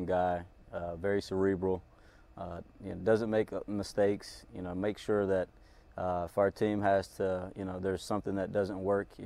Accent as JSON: {"language": "English", "region": "Kansas", "country": "United States", "moved": "yes", "lives_now": "Minneapolis, United States", "said": "I'm from Kansas"}